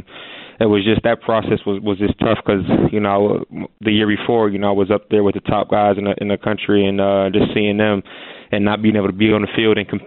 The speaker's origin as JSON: {"language": "English", "town": "Erie", "region": "Pennsylvania", "country": "United States", "tie": "born or raised there", "moved": "as an adult", "lives_now": "Pittsburgh, United States", "said": "growing up in Erie"}